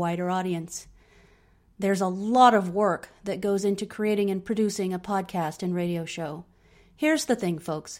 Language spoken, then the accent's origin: English; Suffolk, near Bury St Edmunds, East of England, United Kingdom; moved away; I grew up in East Anglia, Suffolk, near Bury St. Edmunds